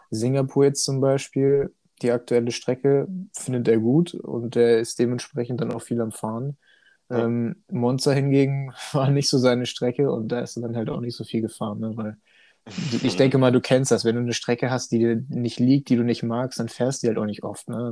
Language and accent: German; Hanover, Lower Saxony, Germany; komme oh. aus dem wunderschönen Hannover